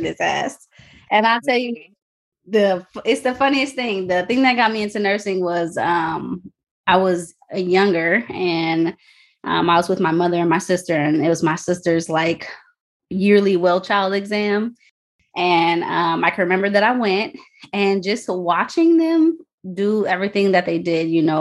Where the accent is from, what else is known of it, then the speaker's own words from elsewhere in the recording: near Chicago, Illinois, United States; I'm from Illinois, a little bit away from Chicago